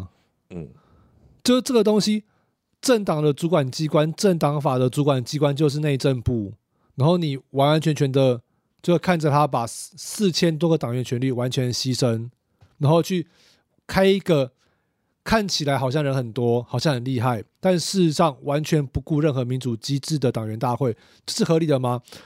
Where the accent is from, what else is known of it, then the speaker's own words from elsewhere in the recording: Kaohsiung, Taiwan; 啊，不然呢？啊，不然呢？哦啊，我们都是我们都是高雄人啊。